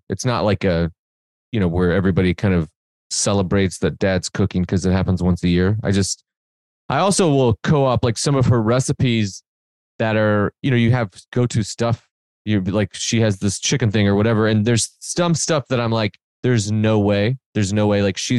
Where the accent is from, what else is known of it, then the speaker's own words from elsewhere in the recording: Benton, Illinois, United States; I moved to 12 different places before the 8th grade or 6th grade or something, and then mostly grew up after that in Southern Illinois in a small town called Benton, Illinois, from 6th to high school